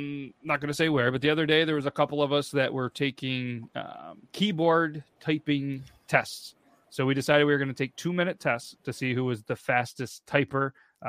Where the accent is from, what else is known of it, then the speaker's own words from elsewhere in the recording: United States; we're from the States, and I've never been to Ireland.